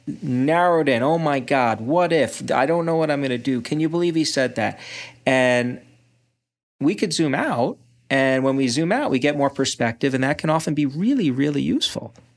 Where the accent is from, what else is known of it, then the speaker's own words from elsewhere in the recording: Brooklyn, New York, United States; now in Ann Arbor, United States; I grew up in Brooklyn